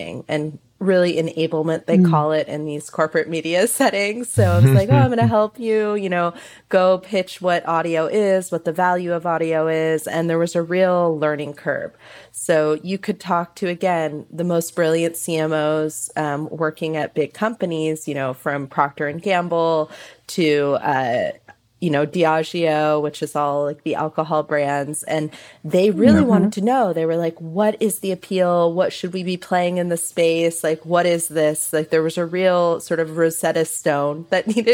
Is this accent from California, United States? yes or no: yes; San Francisco Bay Area, California, United States; I grew up in the San Francisco Bay Area with KQED